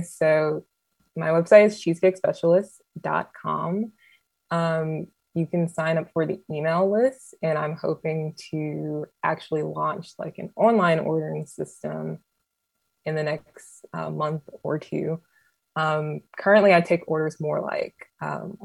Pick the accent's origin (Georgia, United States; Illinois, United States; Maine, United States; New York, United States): Georgia, United States; Atlanta; I'm from Metro Atlanta